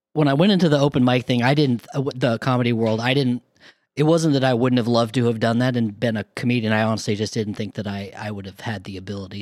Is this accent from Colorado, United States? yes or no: yes; eastern Colorado, United States; moved away; also born or lived in Minneapolis; I grew up in a town of two thousand people in eastern Colorado